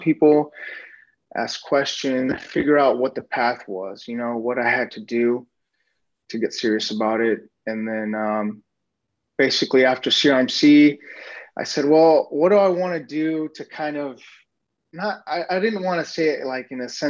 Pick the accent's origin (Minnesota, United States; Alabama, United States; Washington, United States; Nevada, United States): Nevada, United States; moved away as an adult; also born or lived in Reedley, California; now in Phoenix, United States; I was born in Reedley, there in Central California. And then I was raised most of my life in Nevada.